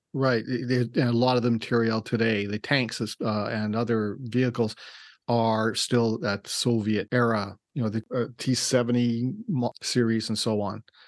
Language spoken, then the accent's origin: English; Winnipeg, Manitoba, Canada; I was born in Winnipeg